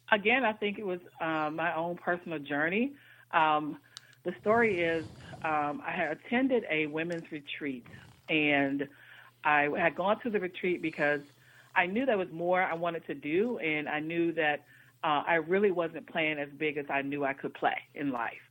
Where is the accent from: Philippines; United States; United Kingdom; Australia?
United States; North Carolina; now in Washington, D.C., United States; I was born in Washington D.C., but I was actually raised in North Carolina. But I've been in the Washington D.C. area now for almost 30 years